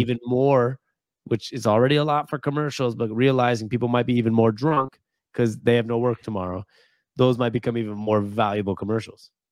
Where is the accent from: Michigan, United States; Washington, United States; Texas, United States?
Washington, United States; Seattle; I was born and raised in Seattle